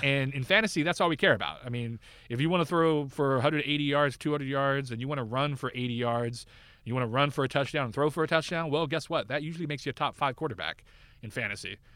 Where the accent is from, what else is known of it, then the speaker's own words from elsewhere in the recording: Northern California, United States; I grew up in Northern California